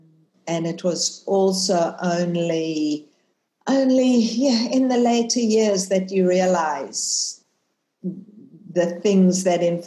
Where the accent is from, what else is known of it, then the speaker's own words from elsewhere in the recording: South Africa; moved away as an adult; also born or lived in Israel; now in Australia; I was born in South Africa, left South Africa when I finished school, went to live in Israel for many years, and then landed in the promised land